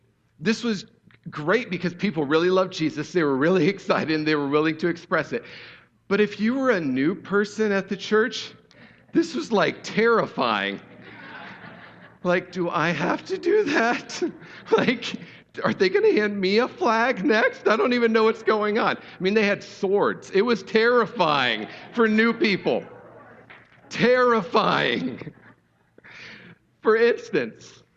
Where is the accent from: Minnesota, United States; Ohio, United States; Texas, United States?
Ohio, United States; I grew up in Ohio in the 80s and 90s